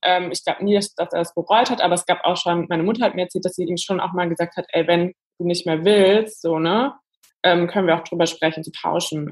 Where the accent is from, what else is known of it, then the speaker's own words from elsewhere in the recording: Germany; now in Berlin, Germany; ich komme aus der Eifel, so eine Stunde von Köln. Also wirklich, es war zwar eine Stadt, aber eher sehr dörflich aufgewachsen